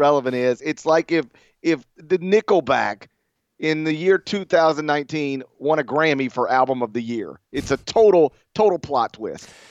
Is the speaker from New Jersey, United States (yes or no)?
no; Mississippi, United States; I'm from Mississippi